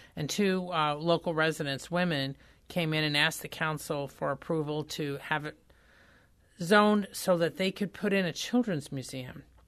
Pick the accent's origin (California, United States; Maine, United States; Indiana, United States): Indiana, United States; moved away as an adult; now in St. Louis, United States; I am from Indiana, but when I came to the Post Dispatch in the mid-nineteen seventies